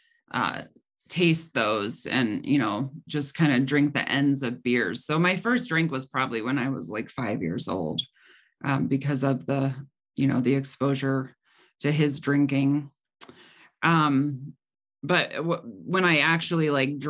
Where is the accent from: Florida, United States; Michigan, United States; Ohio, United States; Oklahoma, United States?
Ohio, United States; Cleveland; also born or lived in Medina County, Ohio; I grew up in the Cleveland, Ohio area